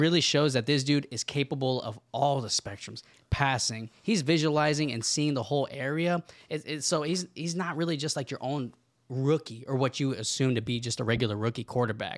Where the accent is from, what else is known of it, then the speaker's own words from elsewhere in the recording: Indianapolis, Indiana, United States; I'm from Indy